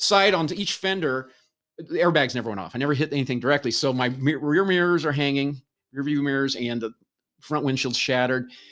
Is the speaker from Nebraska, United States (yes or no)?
yes; Nebraska, United States; moved away; I grew up in Nebraska